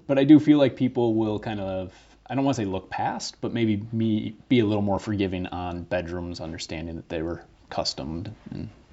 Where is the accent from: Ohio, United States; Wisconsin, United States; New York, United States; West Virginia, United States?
Wisconsin, United States; Green Bay; moved away as an adult; now in Milwaukee, United States; I grew up in Green Bay, moved to Milwaukee in 2004